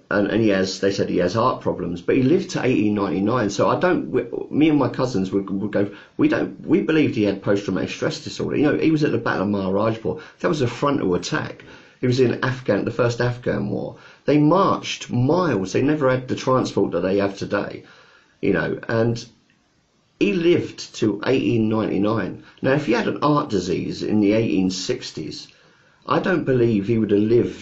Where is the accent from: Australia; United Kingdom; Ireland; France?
United Kingdom; England; Not an East End, we're not East Enders, and we're not Northerners, we're not Welsh, and we're not Scottish. We just have moved around so much that we're just British, really. We are British.